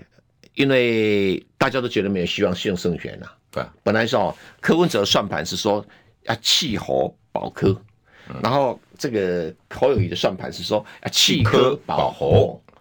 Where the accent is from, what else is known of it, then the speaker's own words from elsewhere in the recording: Taiwan; 对呀，哎呀，我跟你讲哈，我们台湾人就老是被一些假洋人唬了一愣一愣。